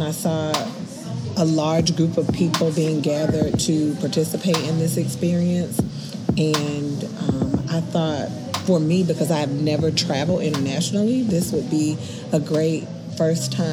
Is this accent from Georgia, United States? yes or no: yes; Atlanta, Georgia, United States; I am from Atlanta, Georgia